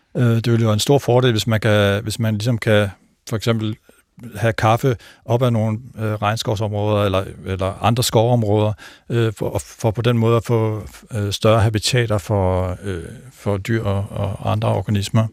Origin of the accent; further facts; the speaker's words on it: North Jutland, North Denmark Region, Denmark; moved away; min far han dyrkede faktisk juletræer. Jeg kommer fra en lille gård oppe i Nordjylland